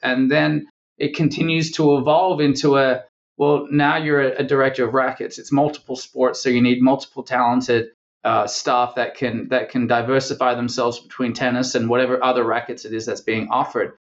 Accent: Perth, Western Australia, Australia; born or raised there; moved away as an adult; now in United States

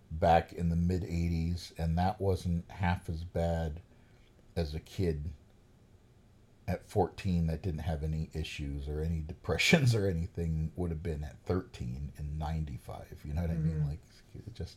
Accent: Kunkletown, Pennsylvania, United States; moved away; also born or lived in Saylorsburg, Pennsylvania / New York City; when I was 8 years old, I moved from Salersburg, which I still think is a delightful little town, back into Kunkeltown, and ended up in a Eldred School.

